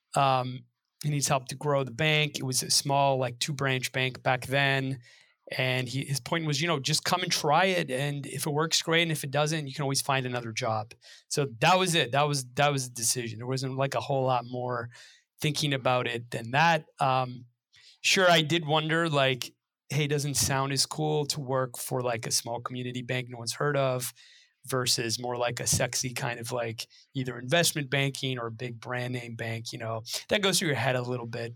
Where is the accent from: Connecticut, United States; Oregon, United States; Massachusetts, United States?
Massachusetts, United States; Belmont; I grew up right outside of the Boston area in Belmont